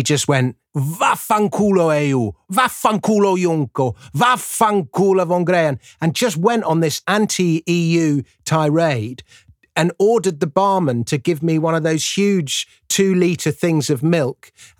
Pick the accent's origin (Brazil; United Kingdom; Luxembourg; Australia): United Kingdom; England; I'm English.